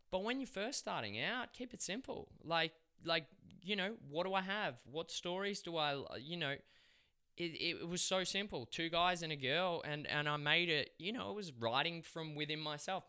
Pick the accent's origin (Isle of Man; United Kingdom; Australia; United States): Australia; accent: Aussie; They'd love my accent, the Aussie guy